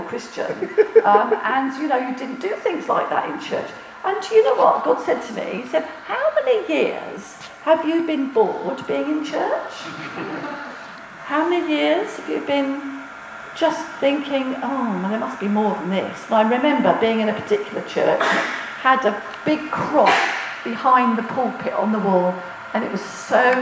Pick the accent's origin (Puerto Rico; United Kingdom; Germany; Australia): United Kingdom; as British people